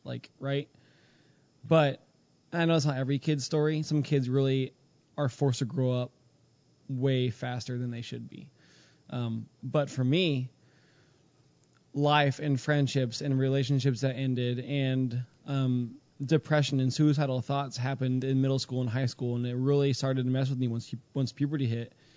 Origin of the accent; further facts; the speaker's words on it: Houston, Texas, United States; now in Pennsylvania, United States; I grew up in Houston